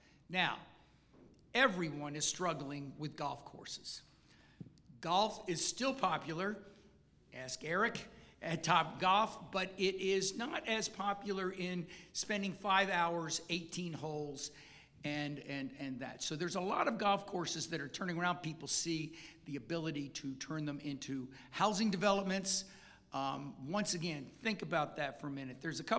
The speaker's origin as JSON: {"language": "English", "area": "Seminole County", "region": "Florida", "country": "United States", "tie": "born or raised there", "said": "I grew up in Seminole County. My first house was on Bear Lake Road. My second house my family started making a few dollars and we moved to Rolling Hills."}